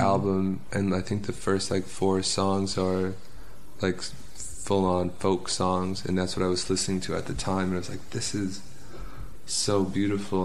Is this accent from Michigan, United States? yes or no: no; Pleasantville, New York, United States; i grew up in pleasantville which is part of westchester which is like 40 minutes north on the train